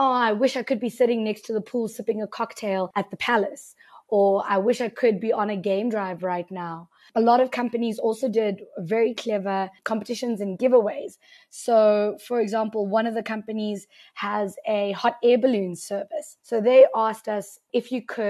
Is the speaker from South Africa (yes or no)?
yes; South Africa; as a South African